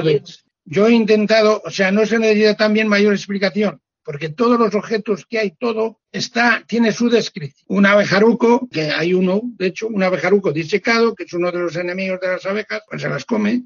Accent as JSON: {"language": "Spanish", "region": "Castile and León", "country": "Spain", "tie": "born or raised there"}